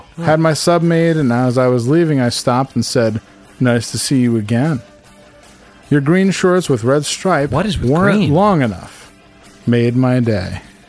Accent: Netherlands; English is a second language; I'm from the Netherlands.

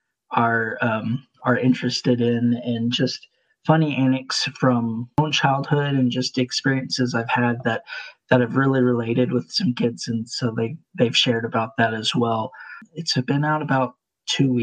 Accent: Lubbock, Texas, United States; also born or lived in Marshall, Texas / Amarillo, Texas / San Antonio, Texas; we moved out to Lubbock, the Lubbock South Plains area. And I've lived the majority of my life there

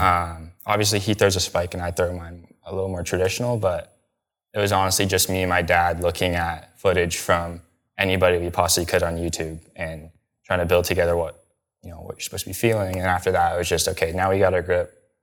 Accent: Canada; I'm Canadian

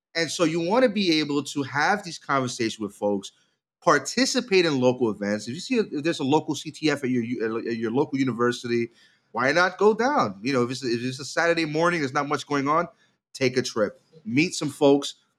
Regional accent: New York, United States; as a New Yorker and a, uh, lifelong Knicks fan

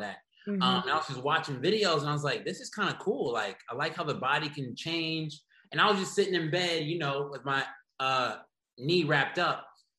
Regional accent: The Woodlands, Texas, United States; moved away as an adult; also born or lived in Houston, Texas; now in Los Angeles, United States; I was born and raised in Houston, Texas. Grew up in the Woodlands, Texas, outside of Houston suburbs

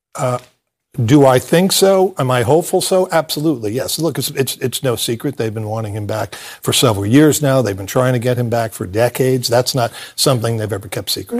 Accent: United States; I am a patriotic American

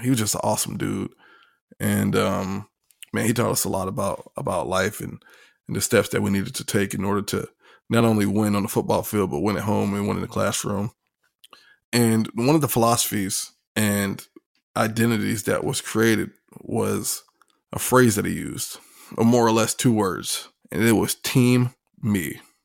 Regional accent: Virginia Beach, Virginia, United States; also born or lived in Hampton, Virginia; I'm from Virginia Beach, Norfolk area. Uh, dad was in the Navy, grew up right there on the coastline

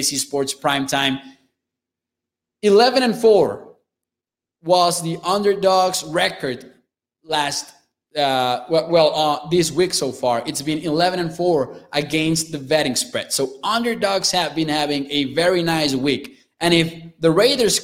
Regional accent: Chihuahua, Mexico; English is a second language; I'm from the northern area in Mexico. I'm from Chihuahua, Chihuahua, which is about a four-hour drive away from El Paso, Texas

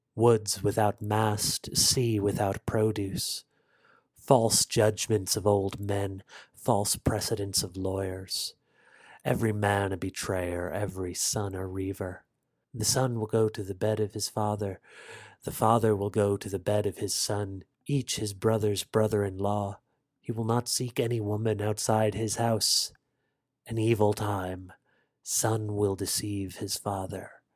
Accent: United States; as an American of Irish descent

